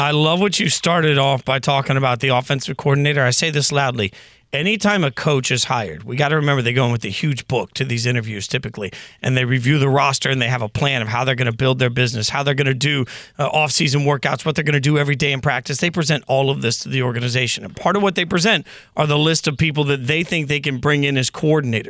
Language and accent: English; Las Vegas, Nevada, United States; Vegas is where I'm from. Vegas is where I was born